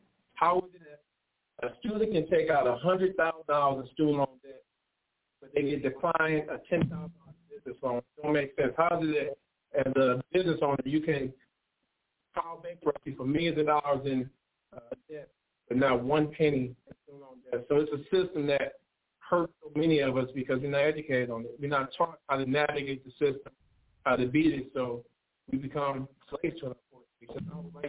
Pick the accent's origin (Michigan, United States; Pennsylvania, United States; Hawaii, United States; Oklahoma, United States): Michigan, United States; Pontiac; So growing up in Pontiac, as you all know, we didn't have the most finances.